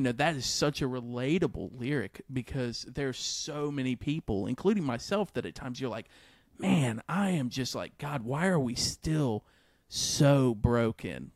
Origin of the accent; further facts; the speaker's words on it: the South, United States; I'm the one from the South